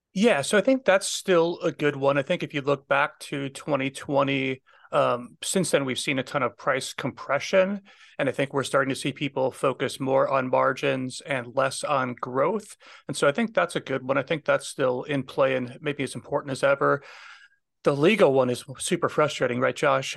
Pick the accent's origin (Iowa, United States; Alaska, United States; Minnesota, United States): Minnesota, United States; moved away; I'm originally from Minnesota, so I have a lot of friends still back there